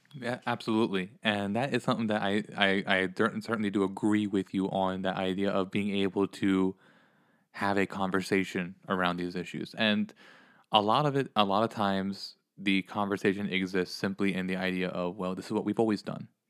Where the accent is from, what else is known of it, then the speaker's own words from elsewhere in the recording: Pennsylvania, United States; moved away; I grew up in the Northeast, back in Pennsylvania